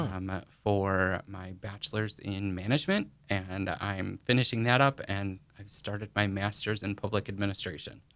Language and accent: English; Rockland, Wisconsin, United States; I was actually born and raised in the La Crosse, Wisconsin area